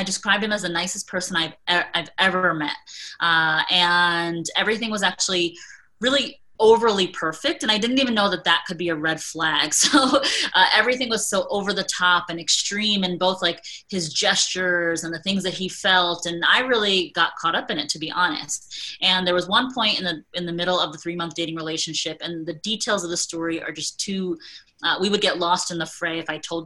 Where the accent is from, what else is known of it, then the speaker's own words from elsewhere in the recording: United States; I am a soon to be 41-year-old South Asian woman who was born and raised in America to immigrant parents who had an arranged marriage